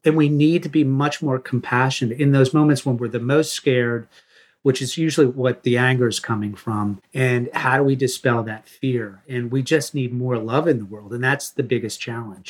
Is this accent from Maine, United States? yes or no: yes; Maine, United States; growing up in Maine